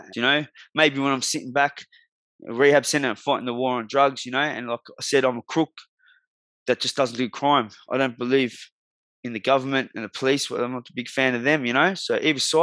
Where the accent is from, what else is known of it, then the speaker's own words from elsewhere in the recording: Melbourne, Victoria, Australia; also born or lived in Melton, Victoria; I'm from Melbourne too